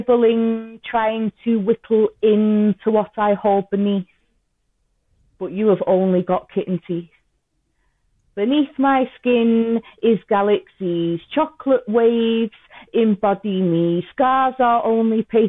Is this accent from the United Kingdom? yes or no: yes; Liverpool / Manchester, North West England, United Kingdom; accent: half Scouse and half Manchester; my accent's a big mixture anyway. It's half Scouse and half Manchester